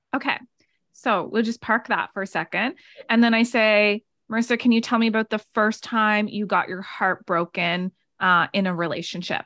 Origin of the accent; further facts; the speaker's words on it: Nova Scotia, Canada; moved away as an adult; also born or lived in Canmore, Alberta; I'm from Nova Scotia. I moved out to Canmore, Banff area.